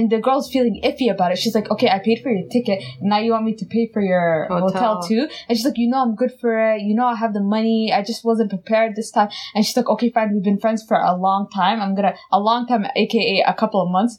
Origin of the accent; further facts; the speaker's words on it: Dubai, United Arab Emirates; moved away; I'm from Dubai.